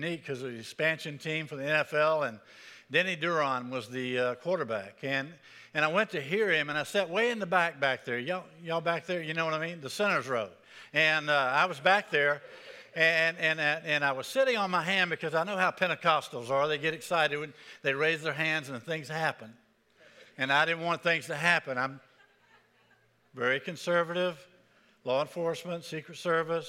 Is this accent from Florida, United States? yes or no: yes; Pensacola, Florida, United States; moved away; also born or lived in Birmingham; I grew up in Pensacola, Florida